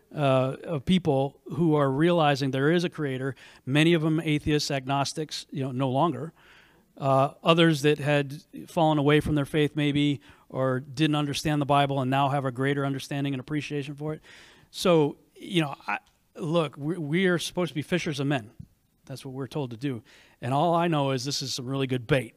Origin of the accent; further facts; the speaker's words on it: New England, United States; now in Texas, United States; I grew up in New England, and used to have a very good cold tolerance